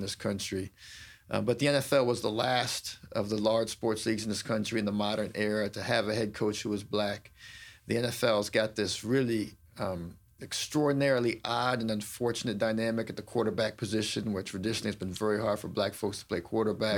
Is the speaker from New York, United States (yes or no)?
no; Washington, District of Columbia, United States; I'm a D C native